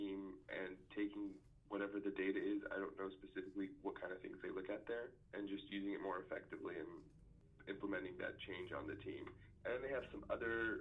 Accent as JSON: {"language": "English", "region": "Texas", "country": "United States", "tie": "born or raised there", "said": "growing up in Texas"}